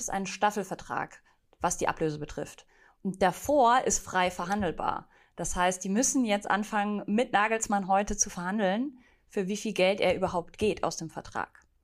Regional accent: near Munich, Bavaria, Germany; Ich bin ja ursprünglich aus der Nähe von München

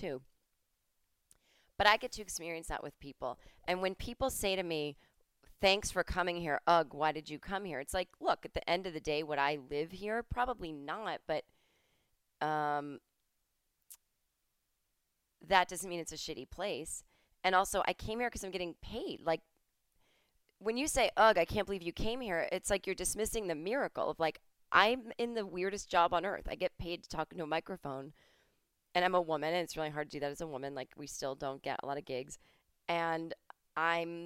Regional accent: Massachusetts, United States; I'm from Massachusetts.

